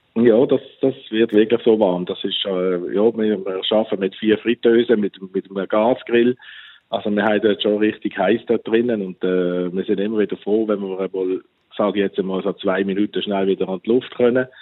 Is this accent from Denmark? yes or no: no; Läufelfingen, Basel-Landschaft, Switzerland; moved away as an adult; also born or lived in North Sea coast, Germany; wir kommen als Schweizer